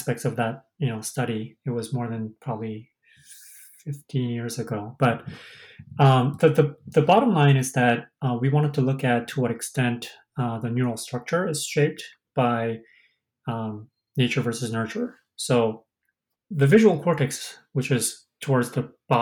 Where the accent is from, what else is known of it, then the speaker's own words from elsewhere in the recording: South Korea; moved away as an adult; I'm originally from Korea, and I didn't know when whether I'm going to be stay here or go to Korea